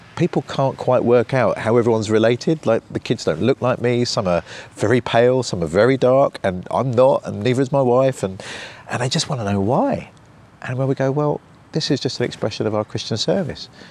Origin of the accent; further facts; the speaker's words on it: United Kingdom; I'm British